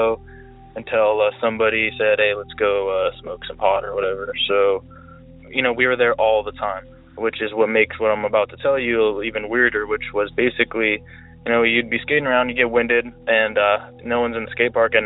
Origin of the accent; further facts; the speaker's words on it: Alameda County, California, United States; I'm originally from Alameda County, California